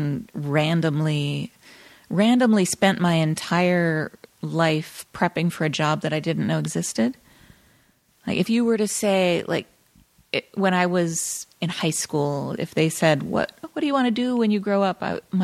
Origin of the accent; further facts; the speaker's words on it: South Dakota, United States; moved away as an adult; also born or lived in Okinawa, Japan; now in Los Angeles, United States; I grew up in South Dakota.